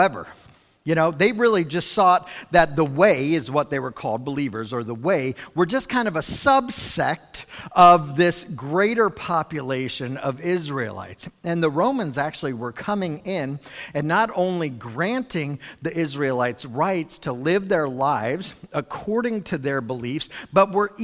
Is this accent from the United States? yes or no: yes; United States